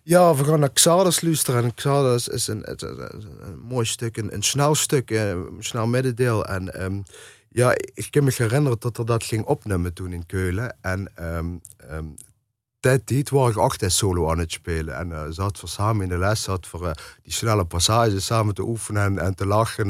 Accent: Eijsden, Limburg, Netherlands; ik ben natuurlijk opgegroeid in IJsden het, het, het dorp hoe Bronk eh, leeft en processie leeft.

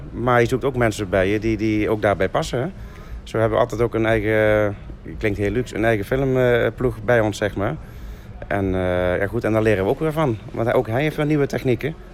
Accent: Limburg, Netherlands; En daar mogen we eigenlijk als Limburgers toch wel heel erg trots op zijn.

